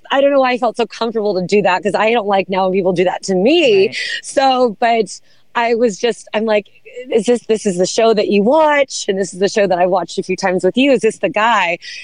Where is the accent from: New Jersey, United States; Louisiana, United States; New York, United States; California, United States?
California, United States; Santa Barbara; moved away as an adult; also born or lived in Los Angeles, California / Charleston, South Carolina; I was born in Los Angeles. Okay. And parents divorced when I was young and moved to Santa Barbara, California. So I've been here since a child.